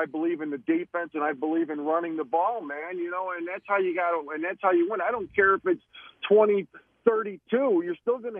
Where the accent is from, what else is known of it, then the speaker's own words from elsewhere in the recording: Chicago, Illinois, United States; also born or lived in Orland Park, Illinois; I grew up on Peterson in California on the north side, but now I live in Orland Park, which is a southwest suburb of the city.